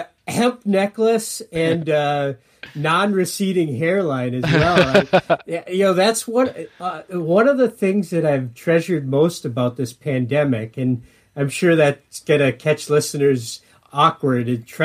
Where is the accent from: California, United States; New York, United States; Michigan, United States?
Michigan, United States; Escanaba; moved away as an adult; now in Minnesota, United States; my hometown is named Escanaba, and everybody that grows up in Escanaba, Michigan, calls my hometown Esky.